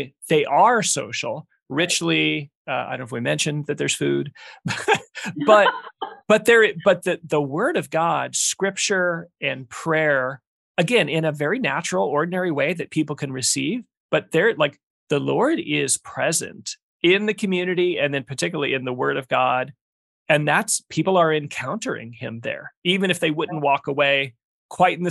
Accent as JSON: {"language": "English", "town": "Omaha", "region": "Nebraska", "country": "United States", "tie": "born or raised there", "said": "I grew up in Omaha"}